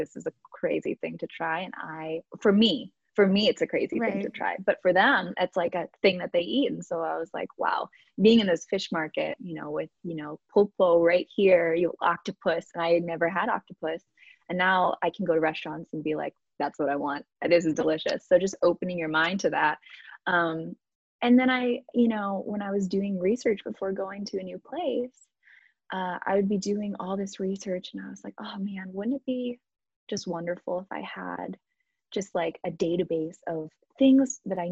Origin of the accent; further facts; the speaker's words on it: Chicago, Illinois, United States; moved away as an adult; also born or lived in South Carolina; I grew up in Chicago